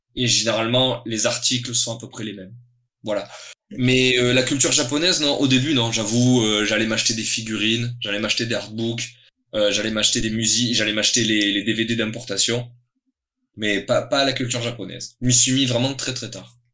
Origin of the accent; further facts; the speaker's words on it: Toulon, Provence-Alpes-Côte d'Azur, France; je suis originaire de Toulon. C'est hmm. une ville dans le sud de la France, au bord de mer, donc dans le Var.